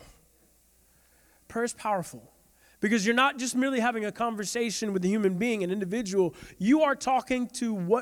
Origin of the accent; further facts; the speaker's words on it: St. Petersburg, Florida, United States; I'm from South St. Pete